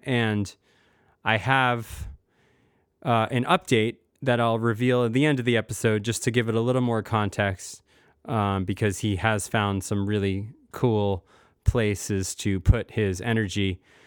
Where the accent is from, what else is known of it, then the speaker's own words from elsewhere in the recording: United States; moved away as an adult; also born or lived in Vermont / Rhode Island / Bay Area, California; growing up in Massachusetts and Rhode Island